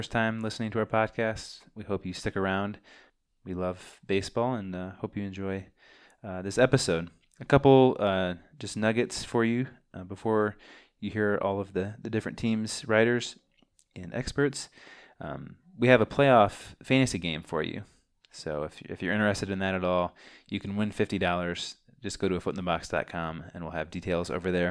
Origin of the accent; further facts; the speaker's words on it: Champaign, Illinois, United States; We are twin brothers from Champaign, Illinois